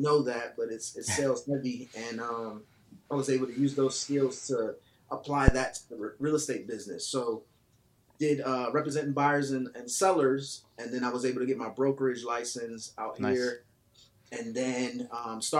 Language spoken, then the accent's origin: English; New York City, New York, United States; moved away as an adult; now in Atlanta, United States; I am originally from Brooklyn, New York. I live here in Atlanta, Georgia now